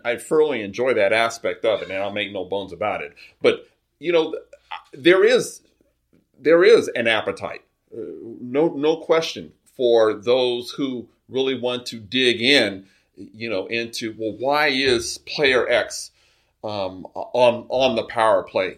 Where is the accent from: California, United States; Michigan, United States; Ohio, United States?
California, United States; Carson; I'm a South Bay resident, uh, grew up in Carson.